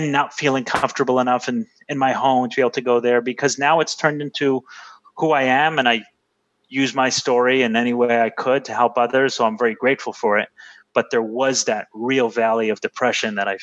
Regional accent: New York City, New York, United States; I grew up in Brooklyn in the 90s

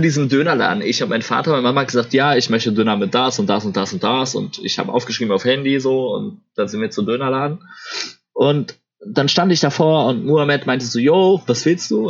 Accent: Ruhr area, North Rhine-Westphalia, Germany; moved away; ich komme ja ursprünglich aus dem Ruhrport

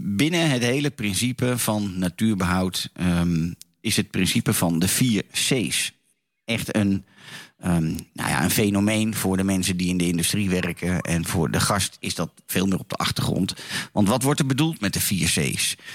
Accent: Laren, North Holland, Netherlands; Zoals altijd vanuit mijn geboortedorp in het altijd zonnige Laren, Noord-Holland

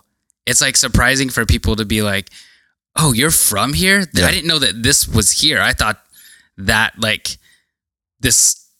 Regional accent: Salem, Oregon, United States; also born or lived in Kennewick, Washington; now in Portland, United States; So I was born in Kennewick, Washington, uh-huh. And then shortly after moved to Salem. So I grew up in Salem, Salem, Oregon, and that's literally 40 minutes here from Portland. And that's where I grew up.

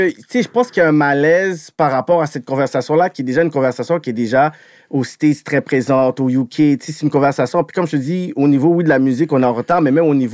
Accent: Montreal, Quebec, Canada; Je suis de Montréal, yo, je suis né dans le sens, yo, je, parle avec ça, ça fait partie de mon ADN.

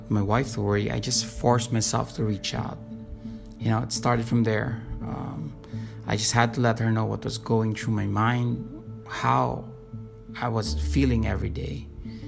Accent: Manila, Metro Manila, Philippines; from Manila, Philippines.

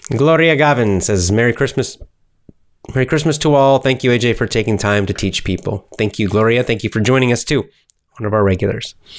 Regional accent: United States; accent: American; I speak with an American accent

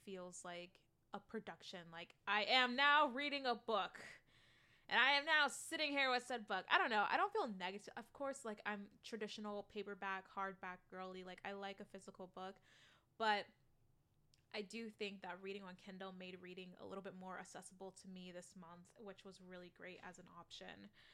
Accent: United States; I am that American

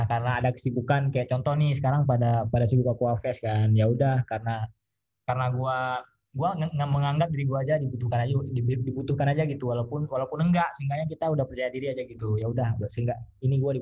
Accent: Aceh, Indonesia; now in Bogor, Indonesia; Oke, sebelumnya kenalin … Uh, eh, gue dari Aceh.

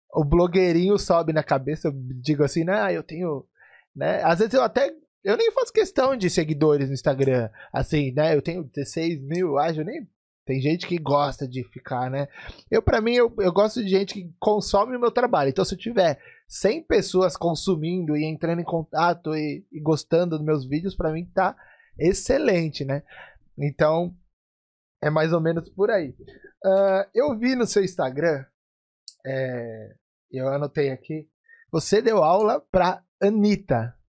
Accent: Brazil; cresci no Brasil aprendendo percussão árabe sem ser árabe

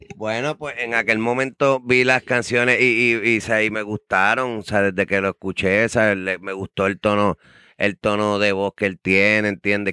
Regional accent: Ponce, Puerto Rico; los dos somos de Ponce

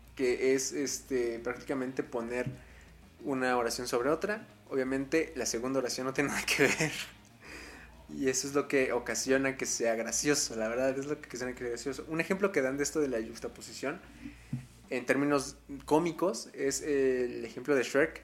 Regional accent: Puebla, Mexico; aquí en mi estado, en Puebla, yo soy de Puebla

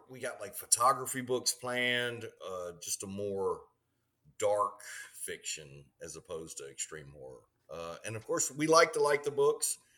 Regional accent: Houston, Texas, United States; growing up in Texas, we we all, you know, our, our dads all read Louis L'Amour

